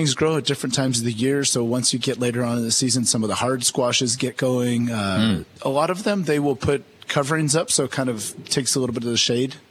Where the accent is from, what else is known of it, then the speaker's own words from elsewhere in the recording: Santa Barbara, California, United States; moved away as an adult; also born or lived in San Francisco / Toronto; I grew up in Santa Barbara, California.